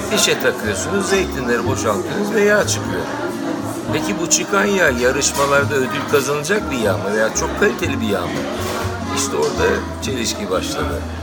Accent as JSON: {"language": "Turkish", "region": "Ankara", "country": "Turkey", "tie": "born or raised there", "also_born_or_lived": "Istanbul", "moved": "as an adult", "lives_now": "Kaz Mountains, Turkey", "said": "aslında Ankaralıyım. Ömrümün büyük bir çoğunluğunu Ankara'da geçirdim. Bütün ilk, orta, lise yaşantım. Daha sonra yurt dışına gittim okumaya geldim."}